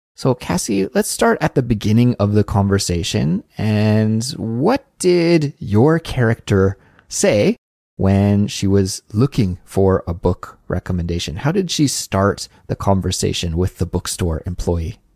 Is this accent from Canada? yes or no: yes; Kelowna, British Columbia, Canada; moved away; I was back in my hometown in Kelowna